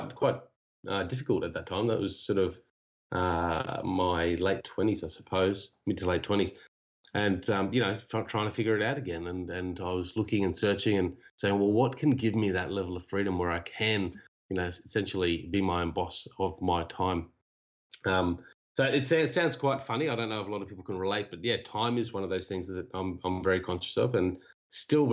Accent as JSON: {"language": "English", "town": "Cairns", "region": "Queensland", "country": "Australia", "also_born_or_lived": "Japan", "moved": "as an adult", "said": "I'm from Cairns, originally Australia."}